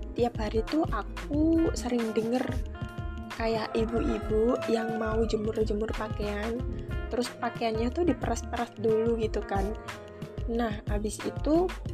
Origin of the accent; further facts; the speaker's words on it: Kudus, Central Java, Indonesia; moved away as an adult; now in Yogyakarta, Indonesia; Aku berasal dari kota Kudus, Jawa Tengah